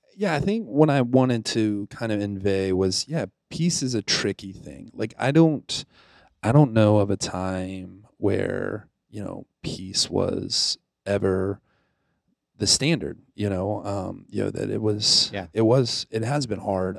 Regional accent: Pensacola, Florida, United States; moved away; also born or lived in Naples, Italy; I grew up in Pensacola, Florida. I was technically I was born in Naples, Italy

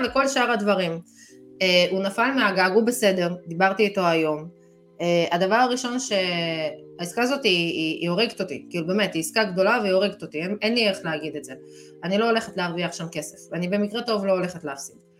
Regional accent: Israel; אנחנו ישראלים

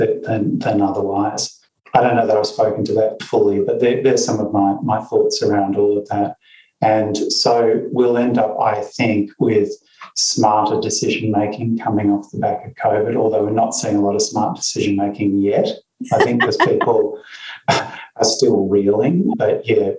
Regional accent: Perth, Western Australia, Australia; I was born in Perth in Western Australia, and there are black swans everywhere.

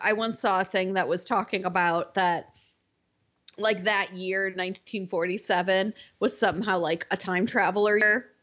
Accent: Wisconsin, United States; I grew up in Wisconsin

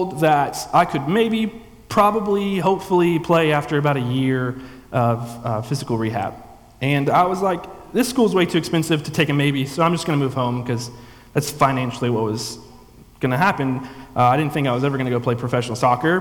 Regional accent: the Bible Belt, United States; also born or lived in Tiffin, Ohio; I grew up in a church my whole life, but that's kind of what we did down in the Bible Belt

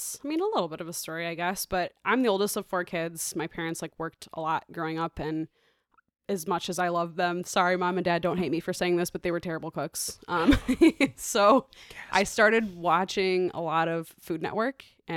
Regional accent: Traverse City, Michigan, United States; now in Chicago, United States; Traverse City, Michigan. Yes. So I've been here in Chicago for like 7.5 years.

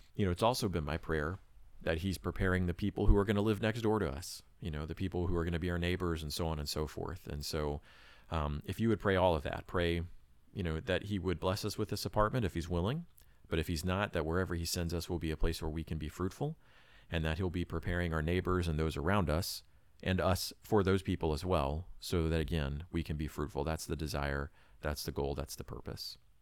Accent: Florida, United States; moved away; also born or lived in Japan; I grew up in Florida and also lived in Japan.

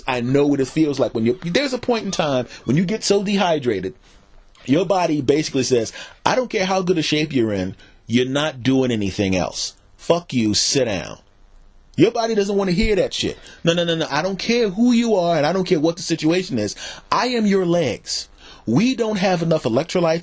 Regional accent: Philadelphia, Pennsylvania, United States; I was raised in Philadelphia

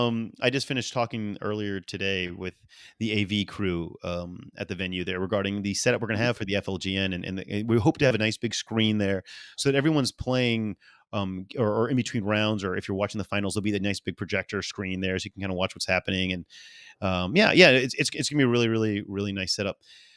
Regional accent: New Orleans, Louisiana, United States; I don't understand why, but I am a guy from New Orleans.

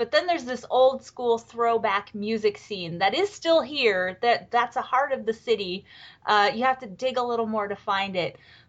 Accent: Albuquerque, New Mexico, United States; moved away as an adult; now in Austin, United States; It is exactly 12 hours by car if you drive from my hometown in Albuquerque to Austin, Texas.

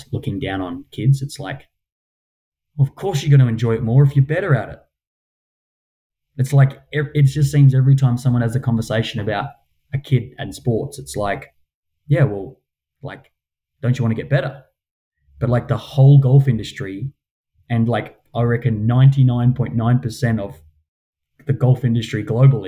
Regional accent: Perth, Western Australia, Australia; I come from Mount Lawley

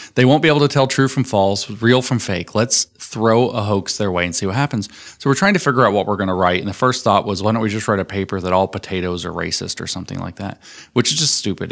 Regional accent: Tennessee, United States; I'm from Tennessee

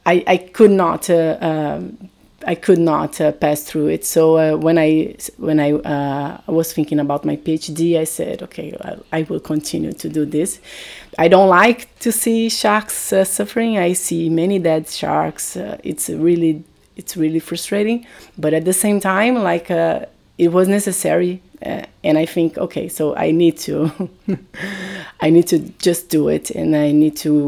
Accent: Brazil; moved away as an adult; now in Portugal; I'm originally from Brazil, I came to Portugal to do my master's here

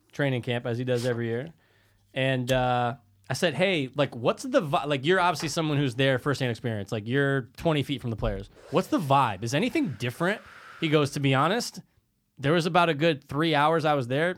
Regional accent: United States; I grew up in Stanford and, and the Cove

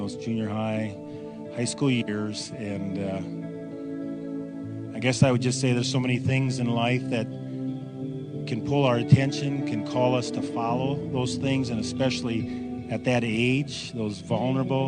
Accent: Wausau, Wisconsin, United States; Right here, Wausau, Wisconsin

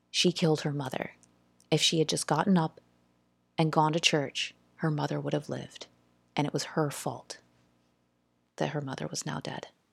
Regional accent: South Carolina, United States; We we grew up in South Carolina and lived uh, on the mill hill

